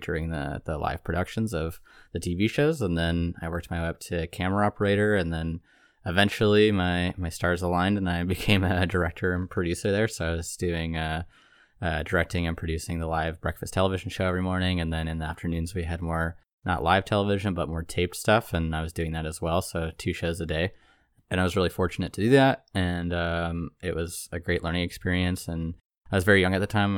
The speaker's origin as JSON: {"language": "English", "town": "Toronto", "region": "Ontario", "country": "Canada", "moved": "yes", "said": "I'm originally from Toronto, Ontario"}